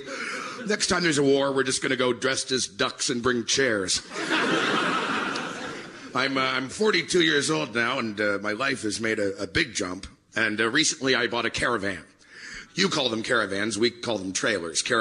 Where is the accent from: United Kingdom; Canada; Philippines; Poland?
Canada; I'm Canadian